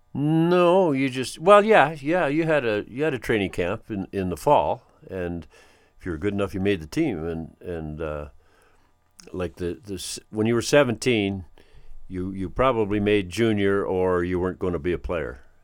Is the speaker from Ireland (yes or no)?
no; North Battleford, Saskatchewan, Canada; also born or lived in Rabbit Lake, Saskatchewan; Born in Rabbit Lake, Saskatchewan, if you want to believe that. But, uh, yeah, I grew up in North Battleford